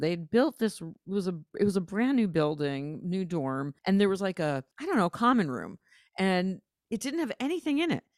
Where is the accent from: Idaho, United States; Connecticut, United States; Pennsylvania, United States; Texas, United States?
Connecticut, United States; New Haven; also born or lived in Providence, Rhode Island; I grew up in New Haven, Connecticut, and Providence, Rhode Island